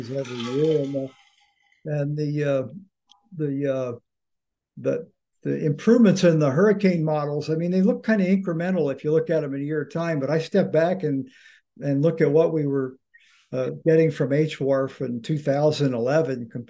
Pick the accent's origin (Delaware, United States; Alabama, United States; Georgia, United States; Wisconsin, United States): Delaware, United States; also born or lived in Boston, Massachusetts; I grew up in Delaware. Actually, I was born outside of Boston